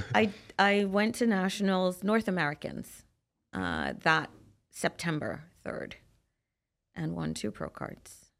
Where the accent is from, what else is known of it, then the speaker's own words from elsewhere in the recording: Trinidad & Tobago; So, I'm from Trinidad and Tobago